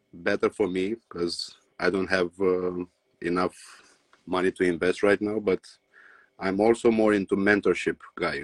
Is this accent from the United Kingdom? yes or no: no; Romania; also born or lived in Bucharest; from Romania.